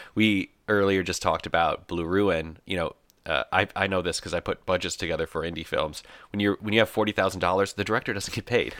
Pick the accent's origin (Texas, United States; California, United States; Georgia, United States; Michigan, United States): Michigan, United States; moved away as an adult; I was born here in Michigan. I was raised here